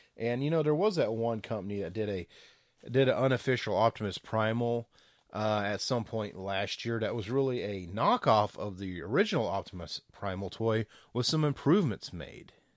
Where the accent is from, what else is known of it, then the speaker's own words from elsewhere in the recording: the South, United States; I'm from the South